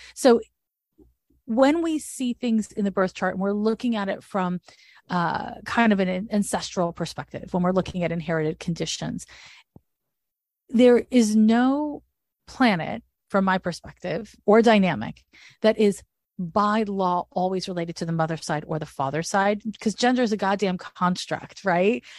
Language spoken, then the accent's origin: English; Montreal, Quebec, Canada; moved away as an adult; also born or lived in San Francisco; I'm from Montreal, Quebec, where the school system's different